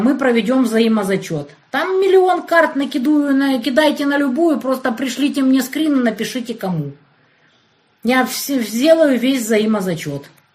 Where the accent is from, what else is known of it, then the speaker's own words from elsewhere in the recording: Kerch, Crimea, Ukraine; moved away; also born or lived in Kyiv, Ukraine; Я вот в Керчи родилась